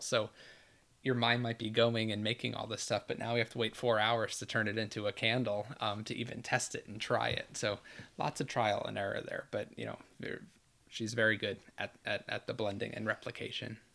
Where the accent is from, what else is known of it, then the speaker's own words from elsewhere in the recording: New York, United States; now in Orlando, United States; I was born and raised in New York